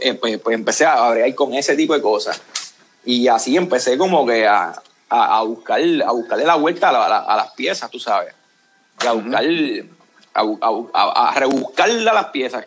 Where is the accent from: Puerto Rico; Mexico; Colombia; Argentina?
Puerto Rico; moved away as an adult; now in San Antonio, United States